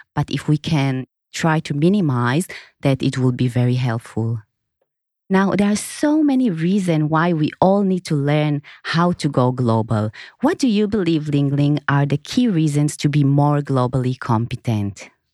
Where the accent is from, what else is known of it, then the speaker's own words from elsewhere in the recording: Israel; moved away as an adult; now in Singapore; I was born in Israel, and in two thousand and seven, when I moved to Singapore